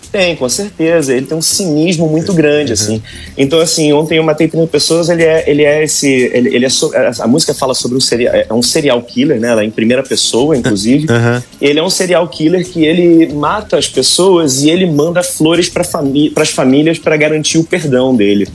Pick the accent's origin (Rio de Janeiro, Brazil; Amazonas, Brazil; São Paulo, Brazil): Rio de Janeiro, Brazil; Angra dos Reis; moved away as an adult; now in Netherlands; Costa Azul, que é a rádio da minha cidade natal